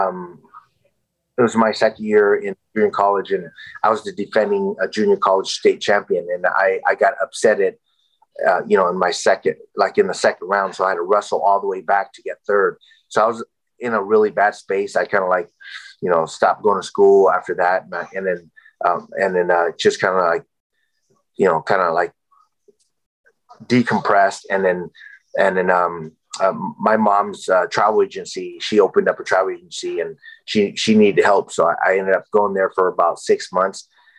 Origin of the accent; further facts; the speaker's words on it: San Jose, California, United States; also born or lived in Vietnam; San Jose State, where I, you know, my hometown